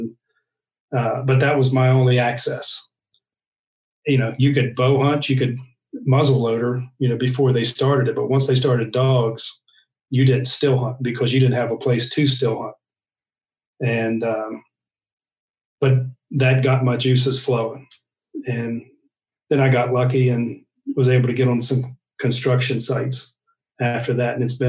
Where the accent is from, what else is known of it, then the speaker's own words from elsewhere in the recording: Pennsylvania, United States; now in Virginia, United States; I grew up in Pennsylvania, and my family is a bunch of coal miners from West Virginia. We moved to Pennsylvania up there, and we lived on a 140-acre farm.